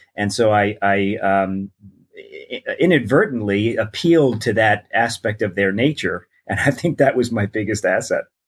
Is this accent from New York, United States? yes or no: yes; New York, United States; moved away as an adult; also born or lived in Newport Beach, California; I grew up in New York